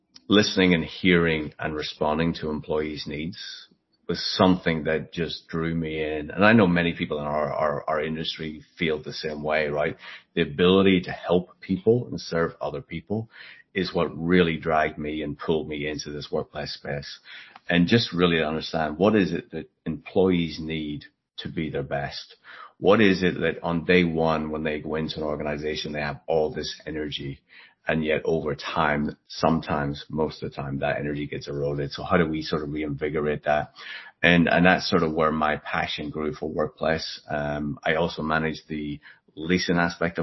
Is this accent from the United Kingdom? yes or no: yes; Belfast, Northern Ireland, United Kingdom; now in United States; I grew up in Belfast in Northern Ireland.